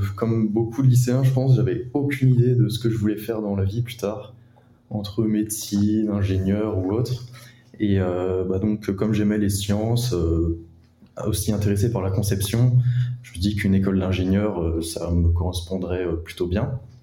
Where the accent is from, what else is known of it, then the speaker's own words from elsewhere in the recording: Rennes, Brittany, France; je suis originaire de Rennes